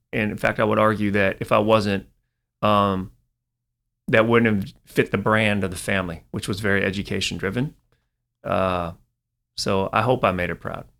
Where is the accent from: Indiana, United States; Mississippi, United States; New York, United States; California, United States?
California, United States; Silicon Valley; also born or lived in Taiwan; growing up in Silicon Valley